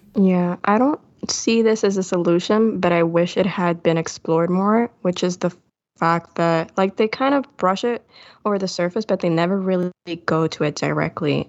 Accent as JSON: {"language": "English", "country": "Puerto Rico", "said": "I'm from Puerto Rico"}